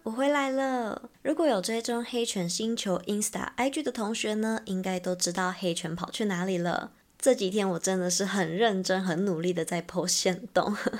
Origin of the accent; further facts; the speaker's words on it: Taiwan; 我们是从台湾来的